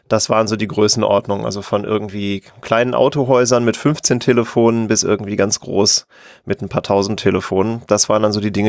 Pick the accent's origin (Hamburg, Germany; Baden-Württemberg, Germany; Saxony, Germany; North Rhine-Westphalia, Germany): North Rhine-Westphalia, Germany; Ich komme aus der Nähe von Köln